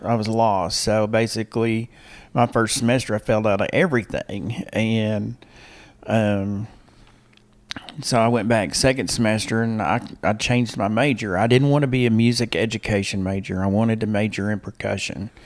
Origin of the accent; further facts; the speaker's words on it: Harrison, Arkansas, United States; moved away as an adult; also born or lived in Little Rock, Arkansas / Waco, Texas; Harrison, Arkansas. I grew up in Harrison.